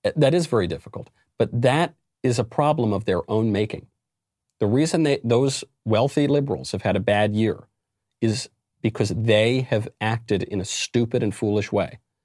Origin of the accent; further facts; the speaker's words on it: New York, United States; my home state of New York